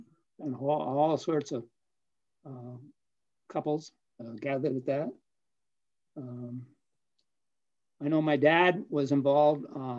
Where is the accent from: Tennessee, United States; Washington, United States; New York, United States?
Washington, United States; Burlington; Edmonds High School, absolutely. You know, it's a wonderful place.